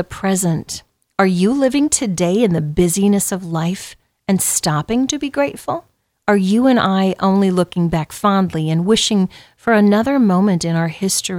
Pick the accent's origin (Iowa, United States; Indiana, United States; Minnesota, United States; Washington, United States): Iowa, United States; Southwest; growing up in Southwest Iowa